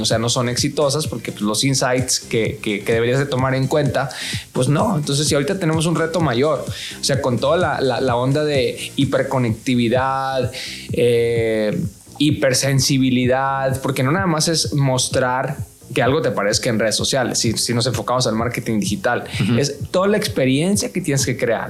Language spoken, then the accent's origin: Spanish; Mexico; los que somos mexicanos